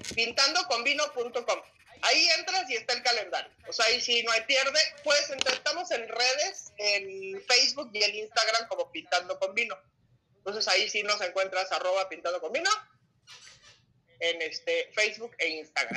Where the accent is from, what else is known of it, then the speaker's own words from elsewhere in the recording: Mexico; como buenos mexicanos